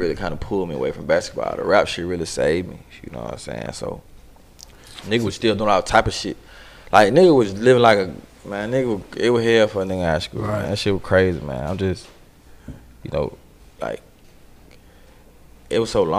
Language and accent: English; Atlanta, Georgia, United States; I grew up in Tetwood, you know what I'm saying? That down the street, really down the street from right here